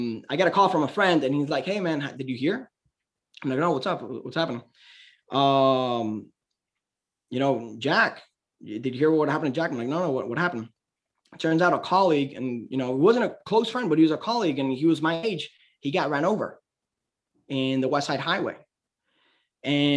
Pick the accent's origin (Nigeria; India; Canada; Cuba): Cuba; now in United States; I say Cuba, but I'm American.